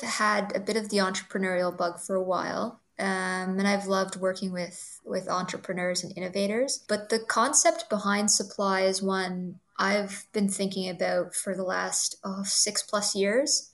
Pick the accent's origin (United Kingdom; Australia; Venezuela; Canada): Canada; Toronto, Ontario; I'm a Toronto born girl, uh, so born and raised in Toronto.